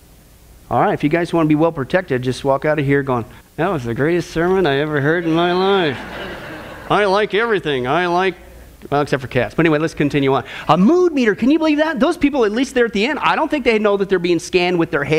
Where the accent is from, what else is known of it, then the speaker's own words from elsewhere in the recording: Kansas, United States; some place I grew up in Kansas with a population of 25